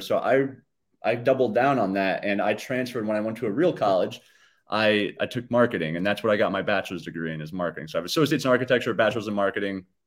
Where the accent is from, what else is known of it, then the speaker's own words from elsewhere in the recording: Hyde Park, New York, United States; also born or lived in Poughkeepsie, New York / Fishkill, New York; was born in Poughkeepsie, like you mentioned. Um, and then I kinda grew up in Hyde Park